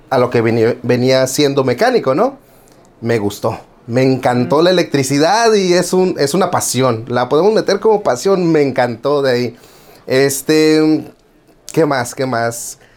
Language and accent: Spanish; Tijuana, Baja California, Mexico; also born or lived in Guerrero; now in United States; Este, soy eh, mecánico eléctrico. Este, vengo de Tijuana, Baja California, nacido en Guerrero y siempre digo malcriado en Tijuana.